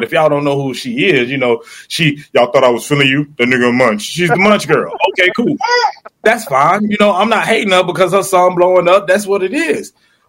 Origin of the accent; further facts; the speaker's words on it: Florida, United States; I'm from Florida.